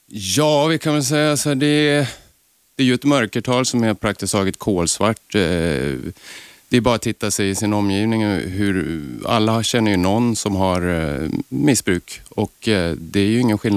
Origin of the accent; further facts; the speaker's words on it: Östersund, Jämtland, Sweden; I Östersund.